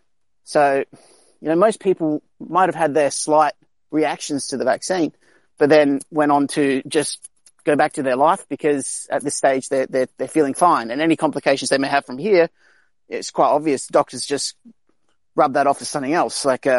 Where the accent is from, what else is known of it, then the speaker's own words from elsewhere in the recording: Indonesia; also born or lived in South Australia; now in Australia; I'm from South Australia, which is probably one of the safest places in Australia when it comes around to this virus, because we're not really overpopulated or anything like that. But I grew up in Indonesia